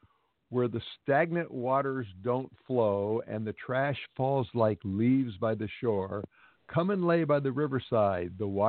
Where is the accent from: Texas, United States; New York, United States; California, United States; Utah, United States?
California, United States; Ballona Creek, Los Angeles area; I grew up near Biona Creek, which is, you know, one of the tributaries that actually goes down the ocean, which is, like you say, concreted in.